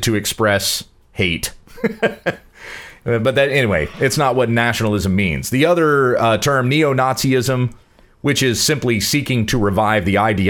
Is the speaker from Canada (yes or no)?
no; United States; I'm an American.